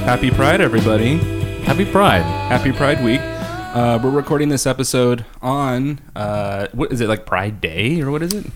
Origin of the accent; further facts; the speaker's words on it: California, United States; now in Seattle, United States; I grew up in California where it's just like your summer is stark, zero clouds uh, zero wind, no breeze.